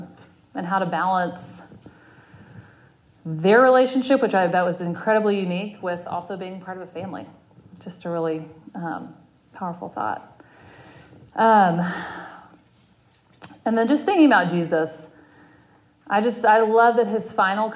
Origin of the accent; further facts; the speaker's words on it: Texas, United States; moved away as an adult; also born or lived in Winston-Salem, North Carolina / Colorado / Washington, D.C. / Dallas, Texas; now in Charlotte, United States; I was born and raised in Texas